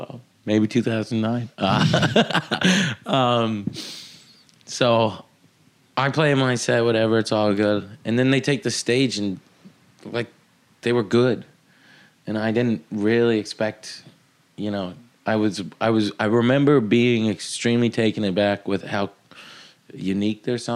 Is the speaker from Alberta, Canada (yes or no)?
no; Odessa, Ontario, Canada; I grew up in Odessa. There's 600 people there. That was one of the main stations in that area. It's like 15 minutes outside of Kingston.